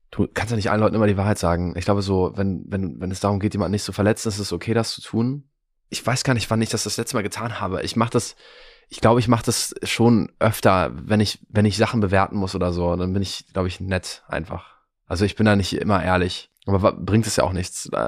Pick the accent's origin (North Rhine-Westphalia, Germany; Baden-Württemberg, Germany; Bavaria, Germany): North Rhine-Westphalia, Germany; Cologne; now in Berlin, Germany; Nee, ich komme aus Köln eigentlich.